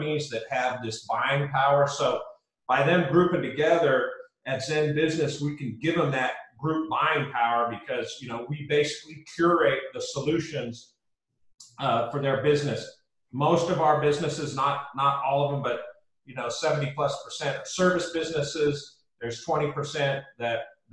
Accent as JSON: {"language": "English", "town": "Lincoln", "region": "Nebraska", "country": "United States", "tie": "born or raised there", "moved": "as an adult", "lives_now": "Austin, United States", "said": "I grew up in Lincoln, Nebraska, and was going to university there"}